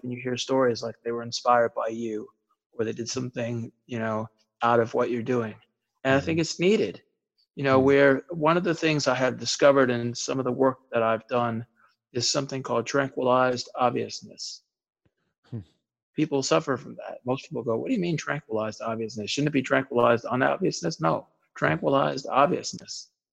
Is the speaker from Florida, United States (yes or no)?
no; Maryland, United States; also born or lived in Bethesda, Maryland / New York / Texas / California; I was born in Bethesda, Maryland, mm-hmm. and then for a small period of time was in New York and Texas and California.